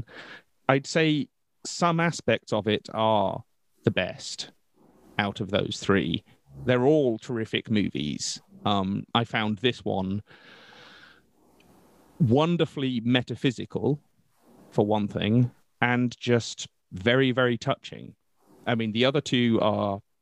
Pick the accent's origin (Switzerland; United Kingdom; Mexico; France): United Kingdom; we're the British